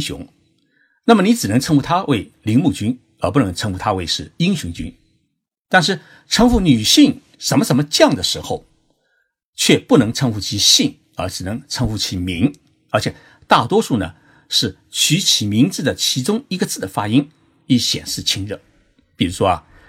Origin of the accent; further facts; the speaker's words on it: China; now in Japan; 我们中国人